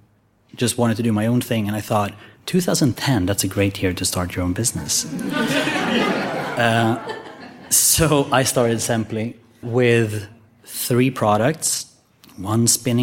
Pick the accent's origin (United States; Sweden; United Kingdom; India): Sweden; I was born in Sweden